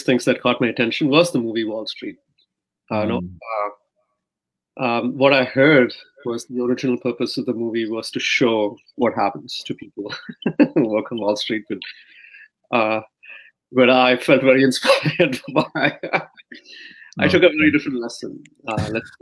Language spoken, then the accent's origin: English; Mumbai, Maharashtra, India; so I grew up in India. I grew up in Mumbai